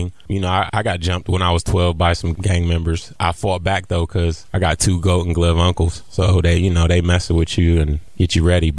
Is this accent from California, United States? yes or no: no; Columbus, Ohio, United States; I'm from Columbus. I'm a Columbus kid. Grew up on the east side of Columbus with my mom and my brother